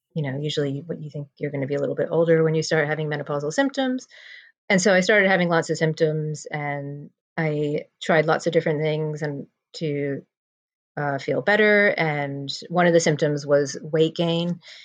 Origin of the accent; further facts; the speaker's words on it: New Jersey, United States; moved away as an adult; now in London, United Kingdom; I am originally from New Jersey and I moved to London to be with my husband about 21 years ago